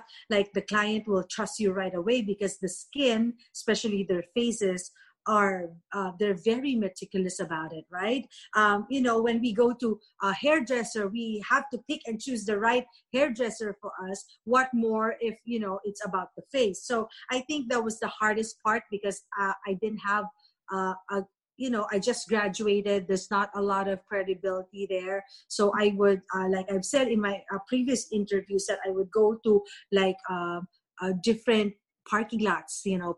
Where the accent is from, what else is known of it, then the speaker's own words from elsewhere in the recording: Philippines; moved away as an adult; now in United States; I grew up in the Philippines. So I came here when I was 26